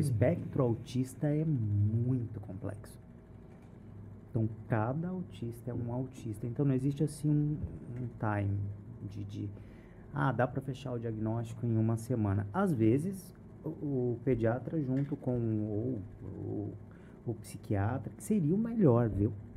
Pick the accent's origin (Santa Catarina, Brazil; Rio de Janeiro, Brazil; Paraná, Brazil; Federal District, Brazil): Paraná, Brazil; Cambé; eu não sou londrina, eu sou de Cambé